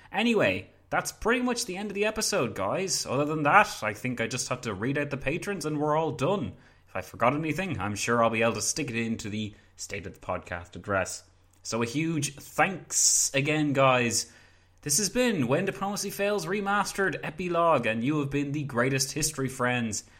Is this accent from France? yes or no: no; Ireland; I'm from Ireland.